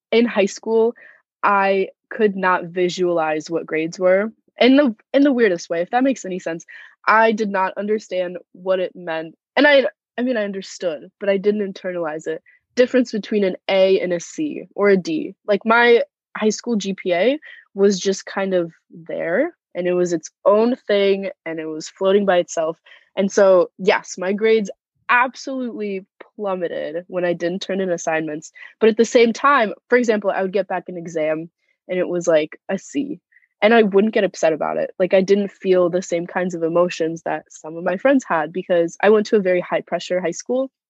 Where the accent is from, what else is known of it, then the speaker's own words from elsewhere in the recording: Moscow, Russia; born there; I was born in Moscow, Russia, and both of my parents are immigrants.